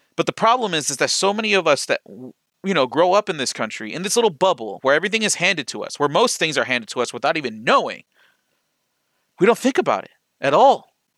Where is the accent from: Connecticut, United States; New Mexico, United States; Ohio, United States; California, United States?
Ohio, United States; Lorain; where I grew up in Lorraine